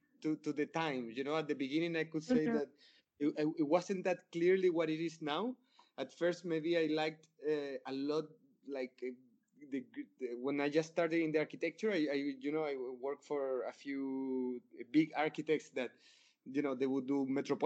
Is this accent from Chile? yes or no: yes; Chile; also born or lived in Laja, Chile / Santiago, Chile; I'm from Chile. Chile is a pretty small country. And even like I spent my childhood in a small city in the south of Chile. So until I was like 10 or 11, I just lived in that small city. The city is called Laja.